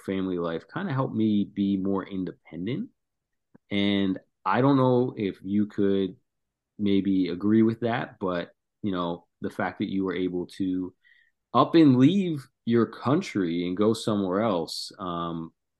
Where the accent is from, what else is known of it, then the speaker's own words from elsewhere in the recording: New Jersey, United States; We grew up in New Jersey